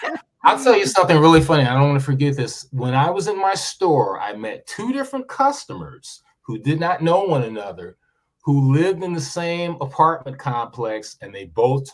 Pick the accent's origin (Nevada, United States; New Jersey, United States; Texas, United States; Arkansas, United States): Nevada, United States; Las Vegas; also born or lived in Midwest (birthplace); I'm from Las Vegas because that's where everything kind of came together for me.